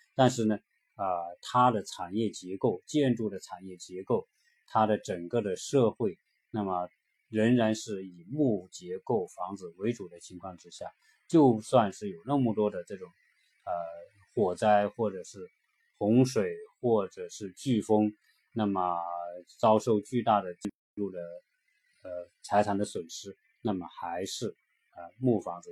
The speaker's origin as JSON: {"language": "Chinese", "country": "China", "said": "对于我们中国人来说非常，对房子的关注"}